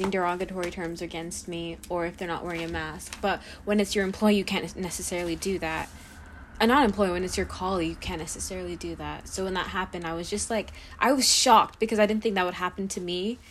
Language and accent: English; Piscataway, New Jersey, United States; I grew up in Piscataway.